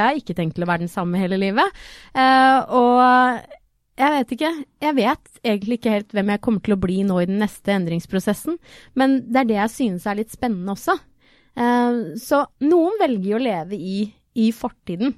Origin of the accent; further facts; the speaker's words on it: Trøgstad, Østfold, Norway; jeg kommer jo fra Trøgstad